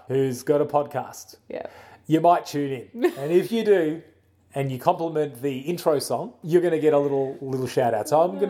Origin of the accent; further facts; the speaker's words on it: Pensacola, Florida, United States; Pepsi-Cola's how I'm from Pepsi-Cola, the best drink on earth.